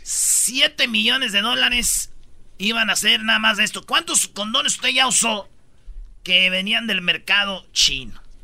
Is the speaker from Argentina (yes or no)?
no; Michoacán, Mexico; Yo soy de Michoacán